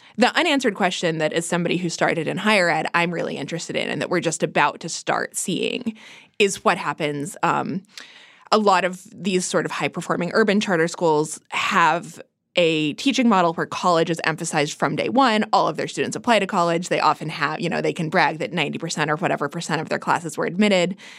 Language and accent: English; Kansas, United States; I'm from Kansas, you can tell in the suburbs, even in the wealthiest suburbs, which is where I am from